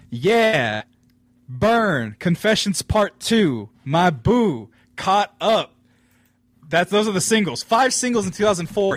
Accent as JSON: {"language": "English", "region": "California", "country": "United States", "also_born_or_lived": "Fresno", "said": "I'm from California"}